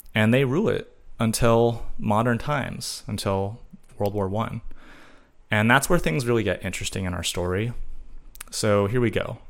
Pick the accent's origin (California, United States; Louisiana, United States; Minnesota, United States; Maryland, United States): California, United States; growing up in California